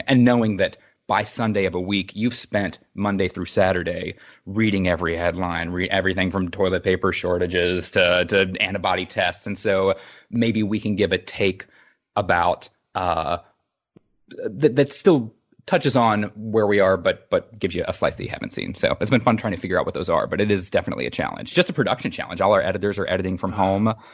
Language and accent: English; Charleston, West Virginia, United States; I grew up in Charleston, West Virginia